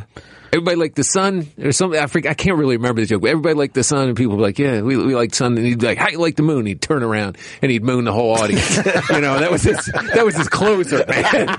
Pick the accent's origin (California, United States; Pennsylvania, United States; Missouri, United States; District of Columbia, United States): District of Columbia, United States; Washington; moved away; also born or lived in New York; He's like, where are you from? Like, D.C.